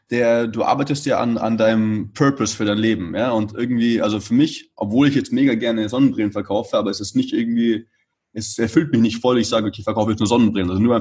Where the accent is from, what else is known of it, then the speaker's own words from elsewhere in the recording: Munich, Bavaria, Germany; moved away as an adult; now in Barcelona, Spain; ich komme aus München und war eben gerade in München wegen Quarantäne. Wunderbar eigentlich in Barcelona. Also ähm, ja, für mich wohne ich jetzt schon seit zwölf Jahren nicht mehr in Deutschland